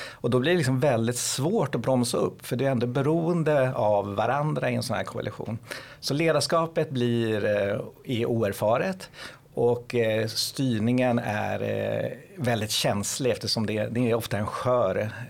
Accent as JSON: {"language": "Swedish", "town": "Lidingö", "region": "Stockholm County", "country": "Sweden", "said": "nu kommer jag från Lidingö, vi såg att många områden vi har ju sänkt skatten en hel"}